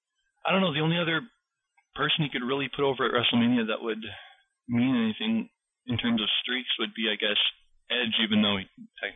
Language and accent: English; Manitoba, Canada; I'm from Manitoba, Canada